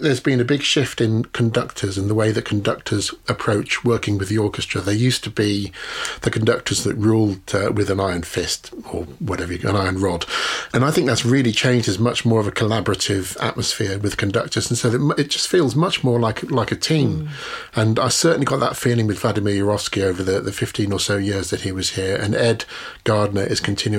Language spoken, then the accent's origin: English; Birmingham, West Midlands, United Kingdom; I'm from Birmingham